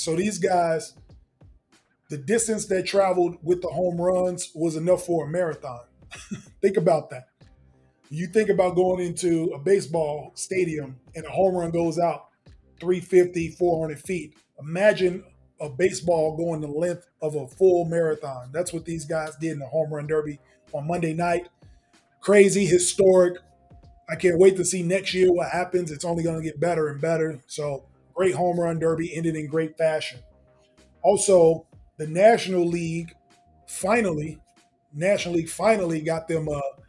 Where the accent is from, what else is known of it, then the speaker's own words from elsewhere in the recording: United States; as an American